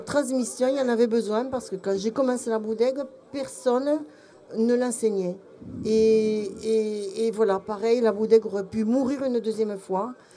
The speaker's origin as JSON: {"language": "French", "country": "Belgium", "moved": "yes", "lives_now": "France", "said": "mon cœur d'étrangère au pays, puisque je suis belge mais je me suis soignée"}